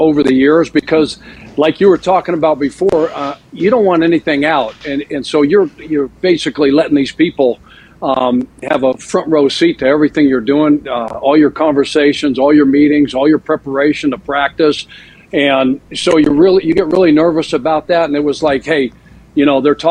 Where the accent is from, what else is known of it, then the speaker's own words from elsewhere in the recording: Colorado, United States; now in Idaho, United States; growing up in Colorado